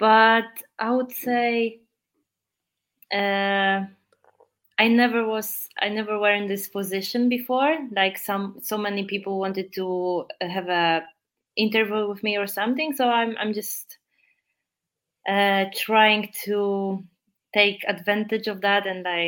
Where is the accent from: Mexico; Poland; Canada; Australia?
Poland; accent: Polish; English is a second language; my really strong Polish accent